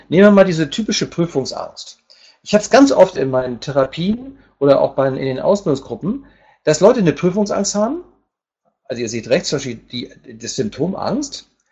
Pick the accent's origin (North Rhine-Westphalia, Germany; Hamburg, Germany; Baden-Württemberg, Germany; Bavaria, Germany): Hamburg, Germany; moved away as an adult; now in Palma, Spain; ich komme ursprünglich aus Hamburg